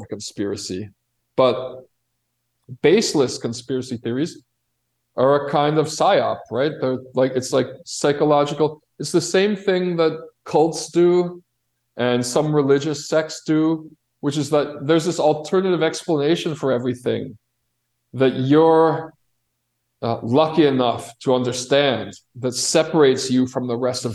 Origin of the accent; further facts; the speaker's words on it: Chicago, Illinois, United States; also born or lived in Grand Rapids, Michigan; now in Brazil; my hometown of Chicago.